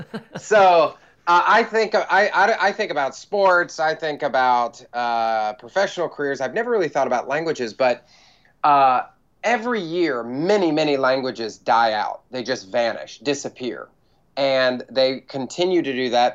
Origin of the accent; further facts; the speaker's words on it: United States; also born or lived in Bible Belt; now in New York City, United States; because I'm American